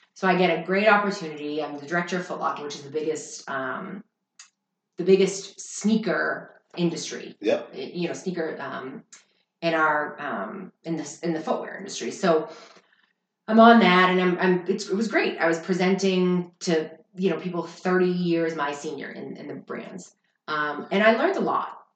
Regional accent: Boston, Massachusetts, United States; moved away as an adult; I was in South Boston

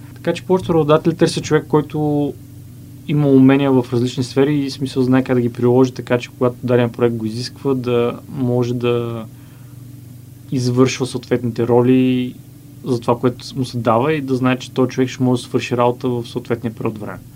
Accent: Bulgaria; moved away as an adult; След това се върнах в България, установих се в родния ми град

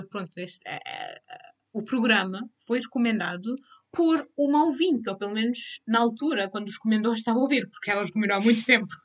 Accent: Cape Verde; como cabo-verdianas temos a estar cientes da representação do nosso país lá fora

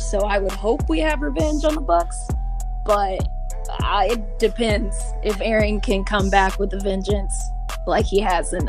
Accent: Wisconsin, United States; I mean, I'm from Wisconsin. I was born a Packer fan

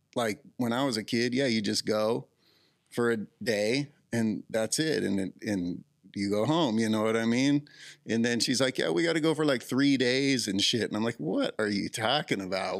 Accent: Southern California, United States; also born or lived in Ojai; I grew up in Southern California, so we got to go Disneyland in eighth grade

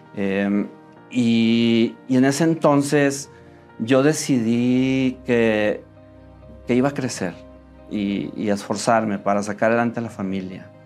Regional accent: Monterrey, Nuevo León, Mexico; soy Regio, eh, nací aquí en Monterrey

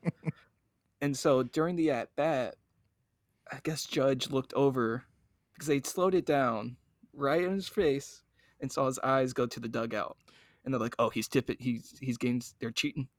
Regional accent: Cincinnati, Ohio, United States; growing up in Cincinnati

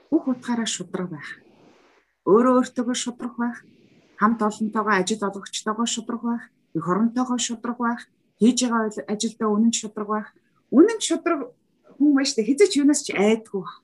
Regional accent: Mongolia

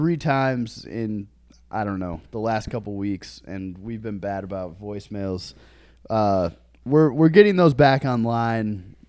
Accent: Michigan, United States; now in Chicago, United States; Him and I are some like-minded individuals, both from Michigan.

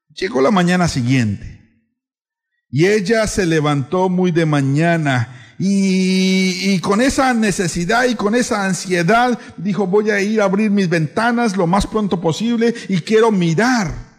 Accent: Colombia; now in San Cristóbal, Ecuador; Yo soy colombiano

